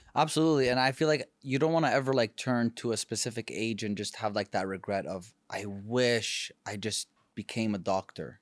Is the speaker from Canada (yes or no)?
yes; Canada; moved away as an adult; now in California, United States; I come from Canada